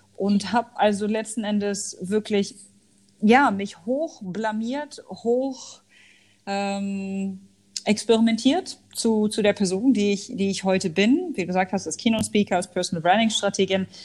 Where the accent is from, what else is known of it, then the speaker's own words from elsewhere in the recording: Hanover, Lower Saxony, Germany; moved away as an adult; also born or lived in Al Ain, United Arab Emirates / Dubai, United Arab Emirates; Also ich komme ursprünglich aus Hannover, habe dort auch Sozialwissenschaften studiert